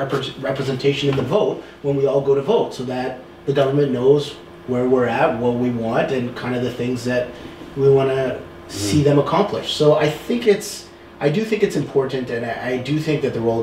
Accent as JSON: {"language": "English", "country": "Canada", "said": "I am kind of proud as a Canadian"}